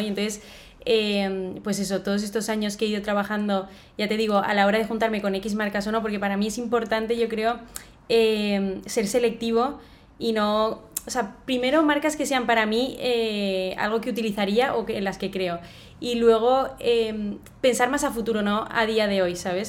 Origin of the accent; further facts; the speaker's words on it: Valencia, Valencian Community, Spain; los dos somos de Valencia, tenemos aquí la familia